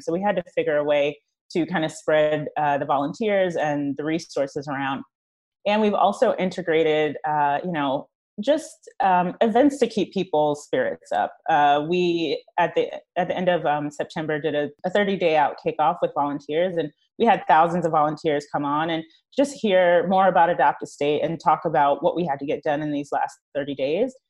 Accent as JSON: {"language": "English", "region": "East Coast", "country": "United States", "moved": "as an adult", "lives_now": "Los Angeles, United States", "said": "I am from the East Coast. Uh, I just moved to L A two and a half years ago"}